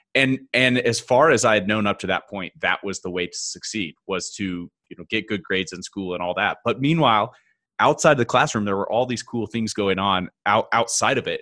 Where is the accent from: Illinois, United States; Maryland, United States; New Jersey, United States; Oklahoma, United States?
Oklahoma, United States; now in Denver, United States; I'm originally from Oklahoma, small town, Midwest